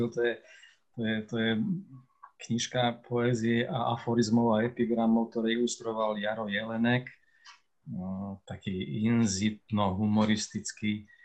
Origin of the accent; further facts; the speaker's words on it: Slovakia; accent: Moravian-border dialect (mix of Czech and Slovak); ja som pomorávan skôr než Slovak, tak, tak je to moja, moja ozvena môjho detstva, ozvena môjho mesta, kde som sa a v ktorom som vyrastal, v ktorom som hovoril tým jazykom, ktorým sa tam dodnes hovorí